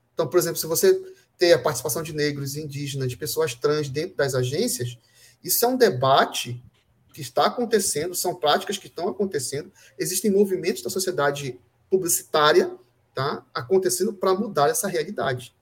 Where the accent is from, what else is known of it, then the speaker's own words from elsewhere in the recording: Brazil; todos nós somos brasileiros